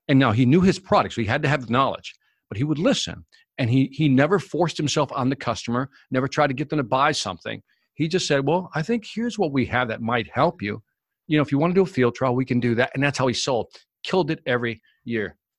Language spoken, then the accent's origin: English; Chicago, Illinois, United States; also born or lived in Puerto Rico; So my family's originally from Puerto Rico, but I was born in Chicago.